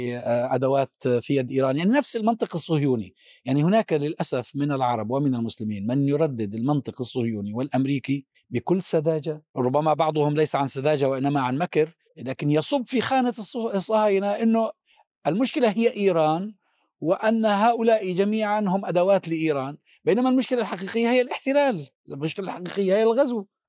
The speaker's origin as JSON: {"language": "Arabic", "country": "Palestine", "said": "أنا كفلسطيني وعربي ومسلم وسني"}